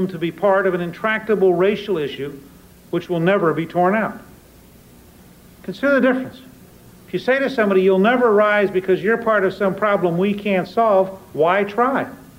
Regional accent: Harrisburg, Pennsylvania, United States; born there; also born or lived in Columbus, Georgia; I was an Army brat. I was born in Harrisburg, Pennsylvania. I grew up in the United States Army when it was an integrated institution. I went to the South as a teenager, and I was in Columbus, Georgia

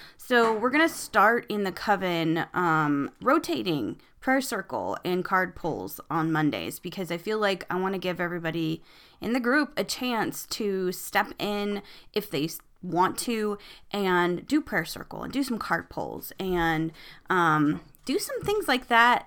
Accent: United States

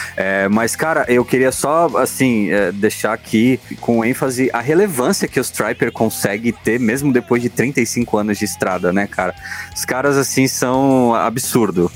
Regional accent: Guarujá, São Paulo, Brazil; sou do Guarujá

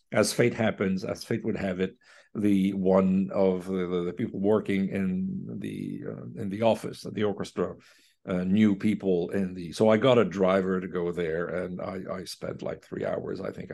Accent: Quebec, Canada; accent: Quebecer; I think he fell in love with my Quebecer accent.

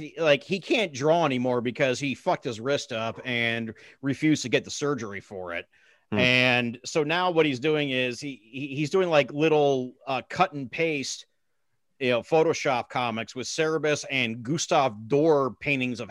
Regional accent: Chicago, Illinois, United States; also born or lived in Livingston, New Jersey / Westfield, New Jersey / North Caldwell, New Jersey / Indianapolis, Indiana; I was born in Livingston and lived in Westfield and North Caldwell. But I was when I was 7 or 8, I moved to Chicago.

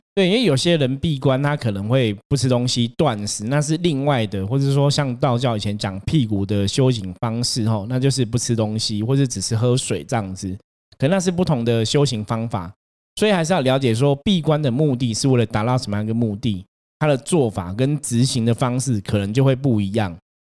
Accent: Taipei, Taiwan; 我自己是台北人嘛， 我会在台北出生， 不在南部出生， 相对来讲， 台北是我生命开始的地方

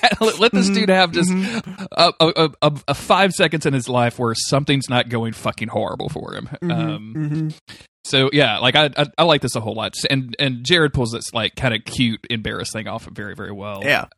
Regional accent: United Kingdom; I know I'm British.

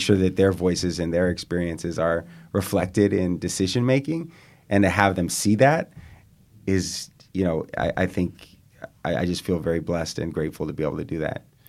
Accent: East Bay, California, United States; now in San Francisco, United States; I grew up in the East Bay, a couple blocks from Gordo's on Solano Avenue

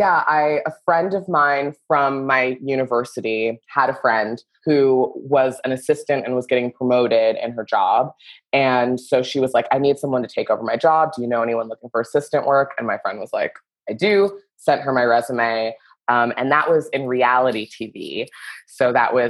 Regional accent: Southern Florida, United States; moved away as an adult; now in Los Angeles, United States; I'm from Southern Florida, a place where old people go to die.

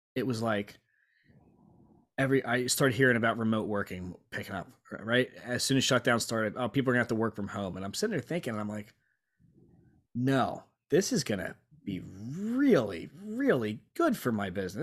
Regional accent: Lancaster, Pennsylvania, United States; moved away as an adult; also born or lived in Virginia Beach / Norfolk; born and raised in Lancaster

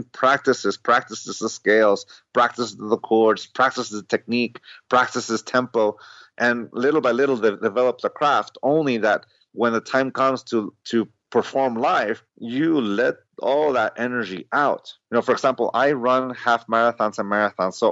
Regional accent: San Diego, California, United States; I grew up in San Diego, so I grew up in 1984 when his rookie season, I was 9 years old

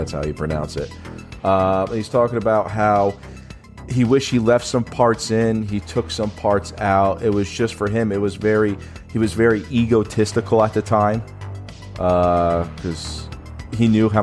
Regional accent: United States; As an American

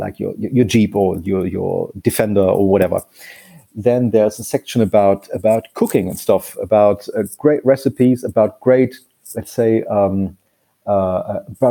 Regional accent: Munich, Bavaria, Germany; English is a second language; my hometown, from Munich

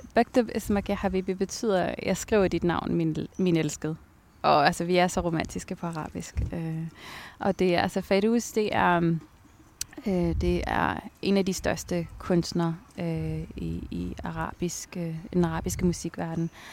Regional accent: Taastrup, Capital Region of Denmark, Denmark; also born or lived in Abu Dhabi, United Arab Emirates; jeg var vokset op i Tostrup.

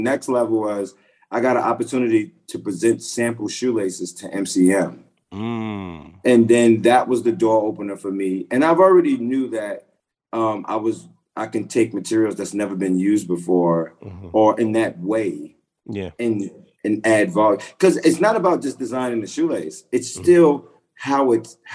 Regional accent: Hempstead, New York, United States; I grew up in Hempstead, Long Island

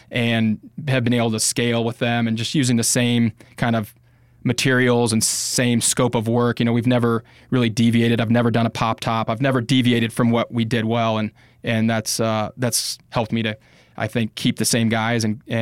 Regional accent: Bogotá, Colombia; I spent a lot of time growing up in Bogota, Colombia, South America.

